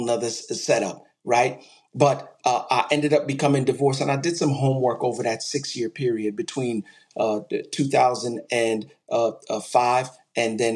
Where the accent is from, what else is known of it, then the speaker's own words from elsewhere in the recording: New York City, New York, United States; also born or lived in Texas; I'm originally from Brooklyn, New York.